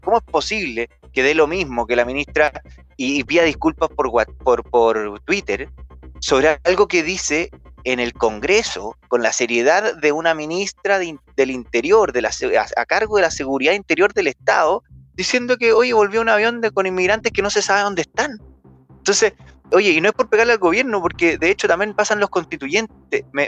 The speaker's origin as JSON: {"language": "Spanish", "country": "Chile", "said": "como yo, somos chilenos"}